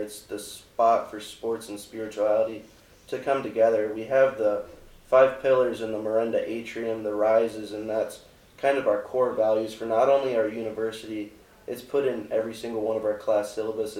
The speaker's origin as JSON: {"language": "English", "town": "Akron", "region": "Ohio", "country": "United States", "said": "I'm from Akron, Ohio"}